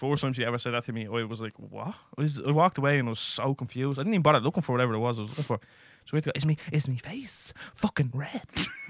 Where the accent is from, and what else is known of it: Ireland